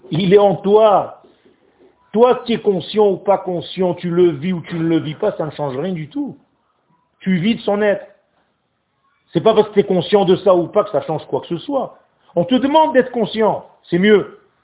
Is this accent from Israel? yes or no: yes; Israel; French is a second language; moved away; le français n'est pas ma langue natale, parce que moi je suis né en Israël, moi. Moi j'ai appris à parler français juste à 15 ans